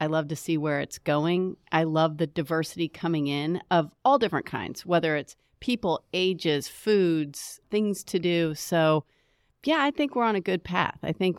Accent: Indiana, United States; now in Charlotte, United States; You know, I love Charlotte. I'm actually originally from Indiana.

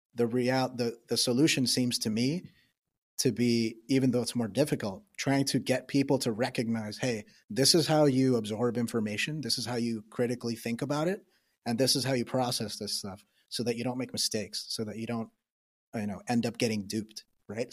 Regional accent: New York, United States; I'm from New York

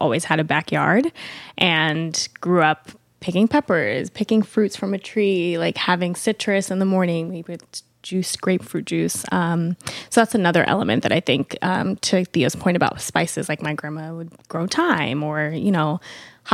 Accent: Florida, United States; also born or lived in Long Island, New York; moved to Florida when I was very young and raised by my grandparents

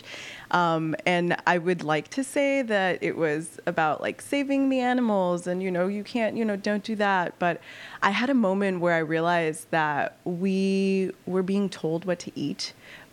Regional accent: Los Angeles, California, United States; now in Chicago, United States; I grew up in East LA, so it is obviously the east side of Los Angeles

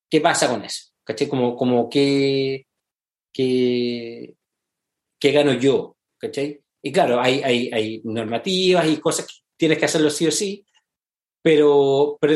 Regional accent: Santiago, Santiago Metropolitan Region, Chile; moved away as an adult; now in United States; yo soy santiaguino.

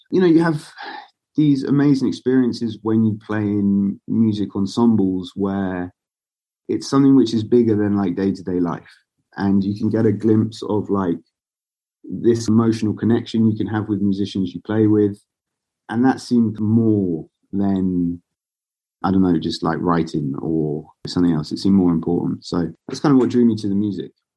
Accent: Basingstoke, South East England, United Kingdom; moved away as an adult; also born or lived in India / London; now in Bristol, United Kingdom; I'm originally from a town called Basingstoke, which is about an hour and a half south of London

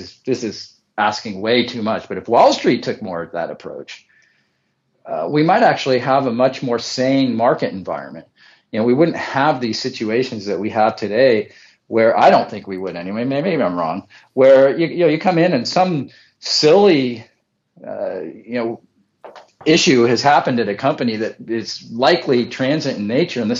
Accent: Bay Area, California, United States; now in Central Coast, California, United States; we're originally from the Bay Area, now on the Central Coast

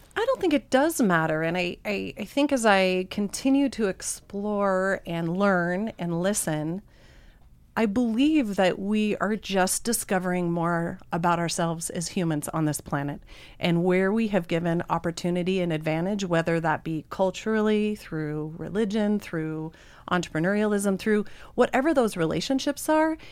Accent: Missoula, Montana, United States; I'm definitely born and raised in Missoula.

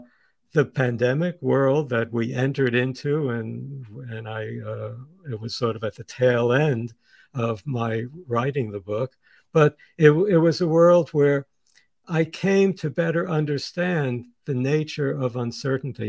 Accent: New York City, New York, United States; also born or lived in Sweden; I was born in Sweden, as was my sister. We had emigrated to the United States in 1952. They met in 1946 and married then. And when we came to the United States and we lived in this tiny little apartment in Coney Island in Brooklyn

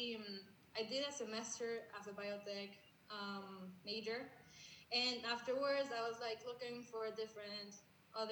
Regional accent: Mexico; English is a second language; we're from Mexico

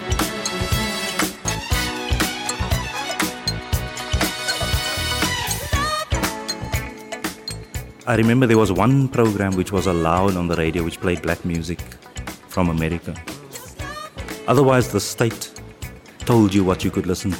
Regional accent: Cape Town, Western Cape, South Africa; I grew up in Cape Town, in District 6 initially

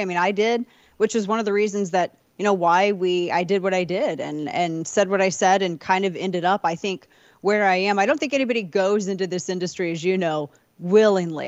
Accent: St. Louis, Missouri, United States; my hometown, Saint Louis

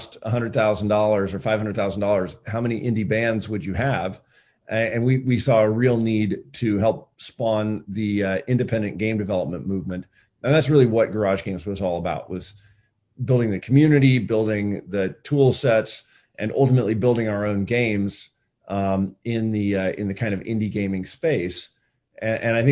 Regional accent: Eugene, Oregon, United States; also born or lived in Berkeley; moved back actually to my hometown of Eugene, Oregon

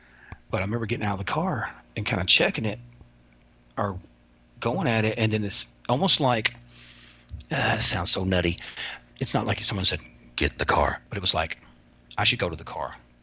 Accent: Kentucky, United States; I'm from Kentucky

